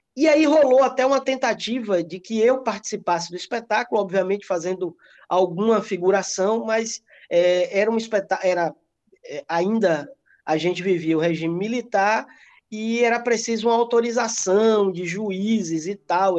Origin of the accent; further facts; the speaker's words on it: Ibicaraí, Bahia, Brazil; eu eu sou de Bicaraí, é uma cidade bem pequenininha aqui próximo de Ilhéus.